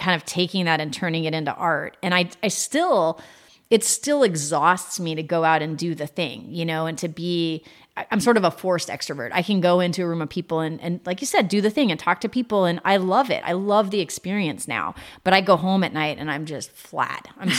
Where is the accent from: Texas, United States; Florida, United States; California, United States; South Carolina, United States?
Texas, United States; San Antonio; born there; come to Texas where my roots were, because I was born in San Antonio and my dad was down here.